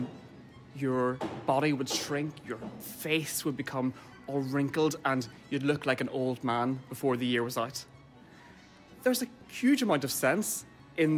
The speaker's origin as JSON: {"language": "English", "town": "Derry", "region": "Northern Ireland", "country": "United Kingdom", "moved": "yes", "lives_now": "Dublin, Ireland", "said": "I'm a composer and I'm based here in Dublin, but I'm from Derry"}